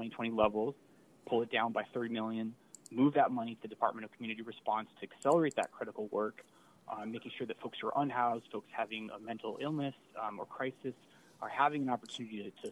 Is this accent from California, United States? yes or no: no; Albuquerque, New Mexico, United States; now in Sacramento, United States; I grew up in Albuquerque